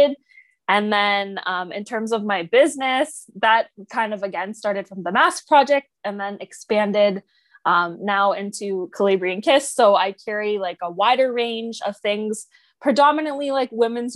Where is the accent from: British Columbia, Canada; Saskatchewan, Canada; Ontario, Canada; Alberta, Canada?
Ontario, Canada; Oakville; I'm from Oakville, Ontario